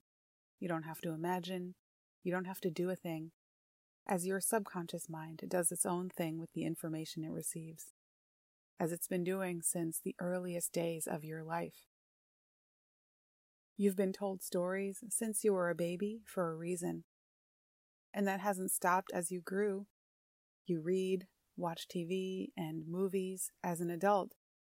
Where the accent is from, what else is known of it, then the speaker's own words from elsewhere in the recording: New York, United States; as a New Yorker and a city dweller